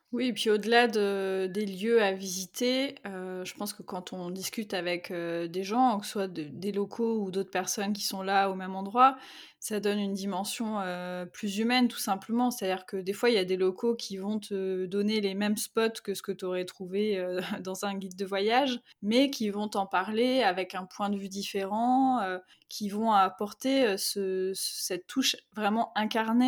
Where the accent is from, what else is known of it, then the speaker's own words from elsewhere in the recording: Brittany, France; je suis bretonne